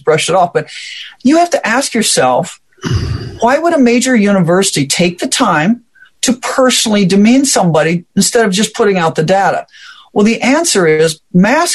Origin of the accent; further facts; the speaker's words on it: Omaha, Nebraska, United States; I'm from Omaha, Nebraska area.